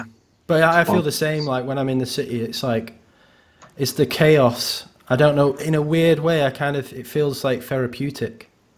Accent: Wigan, North West England, United Kingdom; moved away as an adult; also born or lived in Salford / Manchester; I had my upbringing here, and like I did start playing music in Wigan

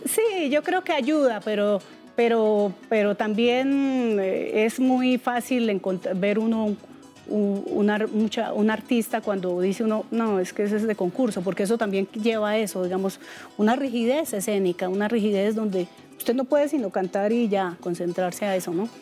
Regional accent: Otanche, Boyacá, Colombia; yo soy de Otanche, Boyacá. Sí. Y en el campo, pues yo era, eh, soy campesina.

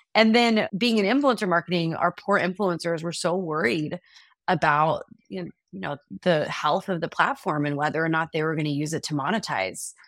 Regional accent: Dallas, Texas, United States; moved away as an adult; also born or lived in Austin, Texas; now in New York, United States; my husband and I are both from Texas, we're both from Dallas

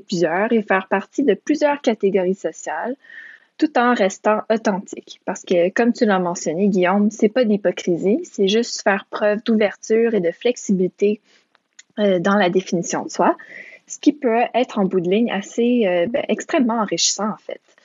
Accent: Quebec, Canada; Moi, je suis une enfant de parents immigrants roumains, mais j'ai grandi au Québec

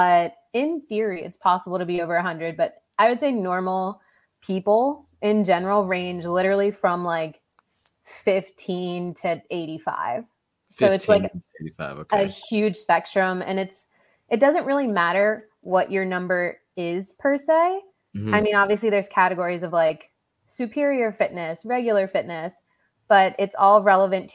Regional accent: New Jersey, United States; also born or lived in Okinawa, Japan; I was born on an island and I grew up in New Jersey

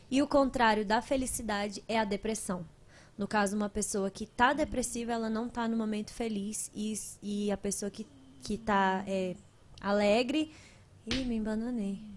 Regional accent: Guará, Federal District, Brazil; sou do Guará.

